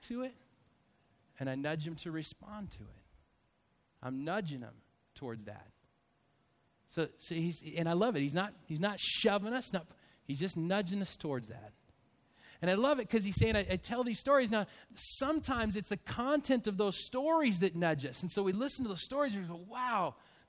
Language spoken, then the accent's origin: English; Spokane, Washington, United States; also born or lived in Stockton, California; I was born in Stockton, California in Sharp Army Depot. And then we moved to Spokane, Washington. And I have an older brother, Mike, and a twin brother, John, and a younger brother, Tom. So there's the four of us with my mom and my dad. And so we grew up in Spokane.